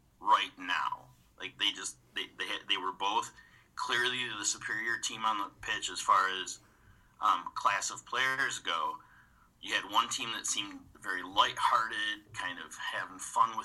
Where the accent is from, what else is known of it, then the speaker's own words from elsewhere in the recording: United States; accent: American; I'm an American, if you couldn't tell by the accent